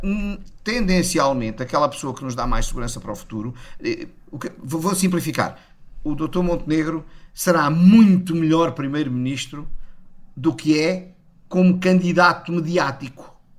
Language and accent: Portuguese; Portugal; eu como português